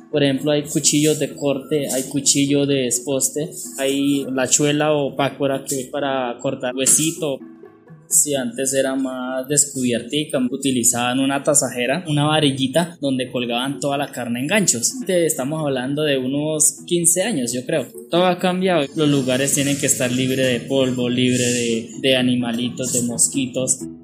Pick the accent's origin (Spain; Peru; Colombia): Colombia; Santana, Boyacá; moved away as an adult; Soy de Santana, Boyacá, eh, es de un pueblo muy cálido